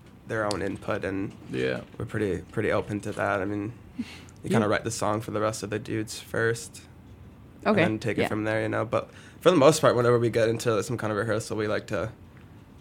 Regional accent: Chicago, Illinois, United States; four of us came from here, surrounding the Chicago area

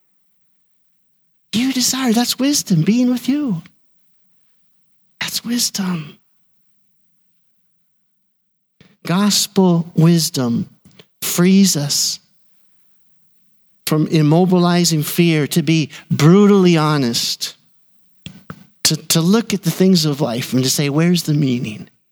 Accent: Burnsville, United States; I was pastoring in my hometown of Burnsville

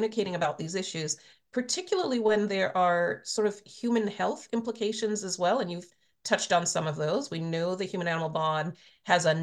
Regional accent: Trinidad & Tobago; now in United States; I was born in Trinidad. I grew up in the Caribbean.

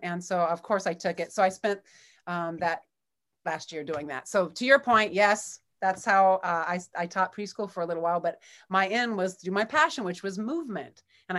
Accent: California, United States; now in Ann Arbor, United States; I moved from California. I'm a California girl who spent a lot of time in Ann Arbor.

